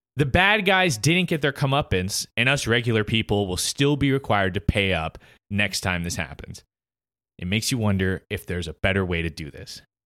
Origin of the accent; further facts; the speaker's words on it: United States; as an American